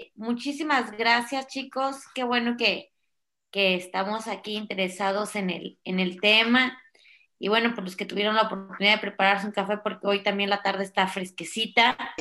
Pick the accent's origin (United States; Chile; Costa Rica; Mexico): Mexico; como buenos mexicanos